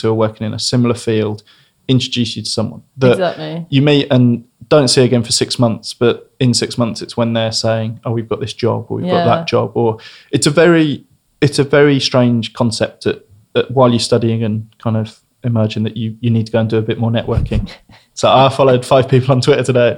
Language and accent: English; Birmingham, West Midlands, United Kingdom; also born or lived in London; now in Brighton, United Kingdom; I grew up in Birmingham, ended up in kind of London via Brighton, and then back down in Brighton